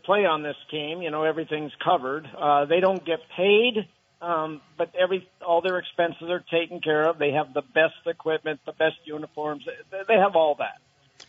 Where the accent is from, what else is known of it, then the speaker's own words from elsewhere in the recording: Burlington, Vermont, United States; Growing up in Burlington, Vermont, you know, just in a middle-class family